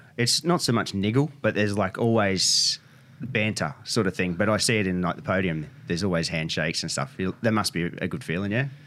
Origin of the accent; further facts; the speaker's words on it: Bulli, New South Wales, Australia; now in Wollongong, Australia; I was born in Bullough